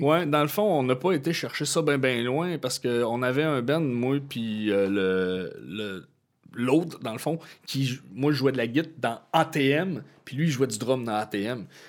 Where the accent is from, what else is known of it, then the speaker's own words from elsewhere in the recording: Chibougamau, Quebec, Canada; moved away as an adult; also born or lived in Jonquière; j'ai grandi à Chibougamau.